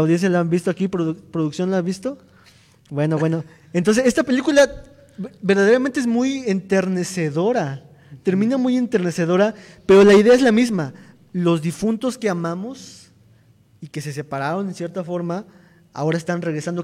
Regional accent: Mexico; como mexicanos

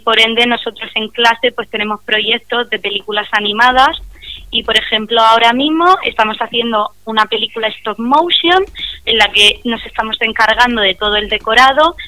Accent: Murcia, Region of Murcia, Spain; yo soy de Murcia

